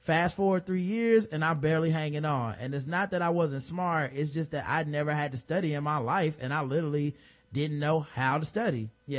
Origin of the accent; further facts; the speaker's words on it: Atlanta, Georgia, United States; because I grew up in Atlanta, right down the street from the Atlanta University Center, it was the first time I was in a majority white environment.